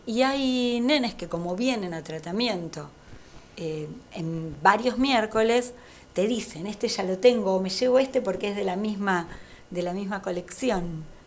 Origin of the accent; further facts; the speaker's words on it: Lavallol, Buenos Aires Province, Argentina; yo vivo, nací en, en Lavallol